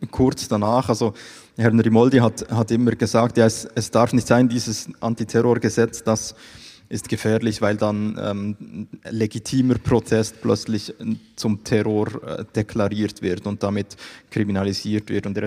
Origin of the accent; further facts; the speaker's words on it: Bern, Switzerland; ich komme ja aus Bern, wie gesagt, darum rede ich auch nicht allzu schnell.